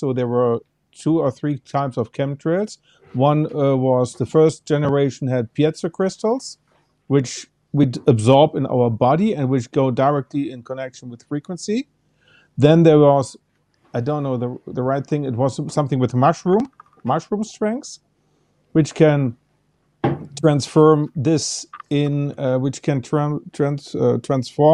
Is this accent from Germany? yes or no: yes; Cologne, North Rhine-Westphalia, Germany; moved away as an adult; now in Bavaria, Germany; I was born in Cologne, and I moved to Bavaria because I worked in dowsing and in electrosmog consulting many, many years ago.